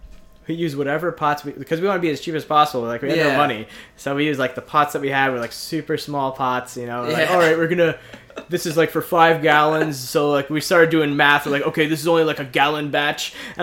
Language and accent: English; Maspeth, New York, United States; Yeah, I was born in New York. I was born in Queens.